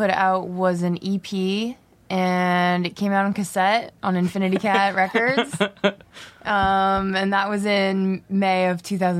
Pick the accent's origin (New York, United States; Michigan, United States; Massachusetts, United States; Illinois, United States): Massachusetts, United States; moved away as an adult; now in Los Angeles, United States; I'm from Massachusetts.